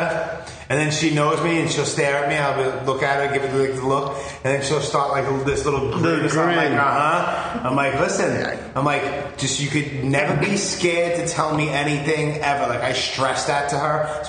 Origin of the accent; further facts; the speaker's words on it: New York City, New York, United States; I grew up, you know, in Canarsie